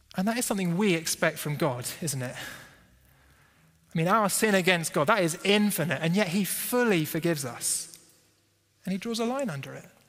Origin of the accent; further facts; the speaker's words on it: United Kingdom; we're British and we don't like confrontation